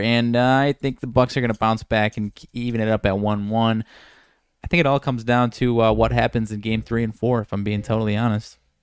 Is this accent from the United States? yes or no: yes; Rockford, Illinois, United States; one of my guys from my hometown area, Fred Van Fleet